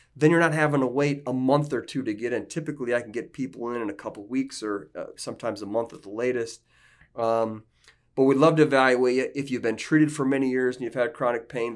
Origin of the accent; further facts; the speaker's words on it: northeast Iowa, United States; I'm from Iowa. I'm from a little small farming community in northeast Iowa